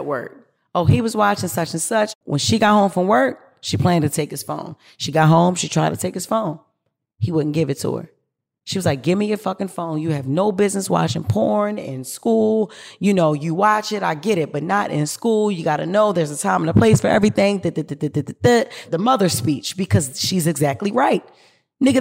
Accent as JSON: {"language": "English", "town": "Baltimore", "region": "Maryland", "country": "United States", "said": "I come from Baltimore City. Y'all know that. West Baltimore City, to be exact. And one thing about Baltimore City is we breed strong women"}